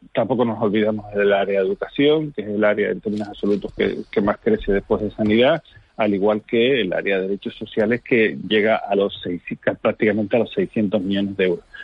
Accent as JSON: {"language": "Spanish", "area": "Fuerteventura", "region": "Canary Islands", "country": "Spain", "said": "soy de Fuerteventura"}